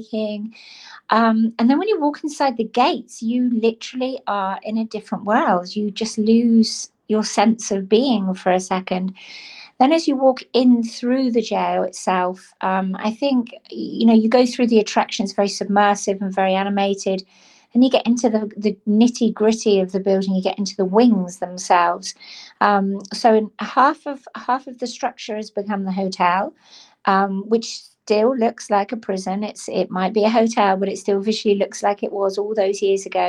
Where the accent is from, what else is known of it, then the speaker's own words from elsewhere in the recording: Cornwall, South West England, United Kingdom; I was born and brought up in Cornwall, so I am Cornish by birth